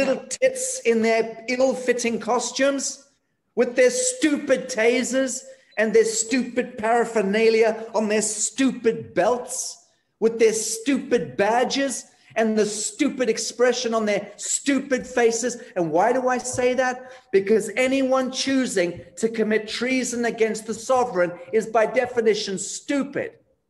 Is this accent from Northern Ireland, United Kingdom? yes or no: no; Scotland, United Kingdom; I'm Scottish, so there's a kind of kinship there that's not too far removed.